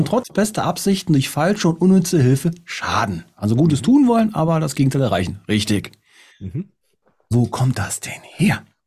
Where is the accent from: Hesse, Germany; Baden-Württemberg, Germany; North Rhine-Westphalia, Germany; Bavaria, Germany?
North Rhine-Westphalia, Germany; Kerpen; mir war es die Schillerstraße in Kerpen. Sindorf.